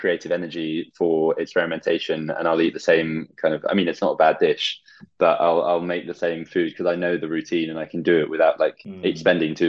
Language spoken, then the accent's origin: English; Bath, South West England, United Kingdom; one of my best friends from childhood who I grew up with in Bath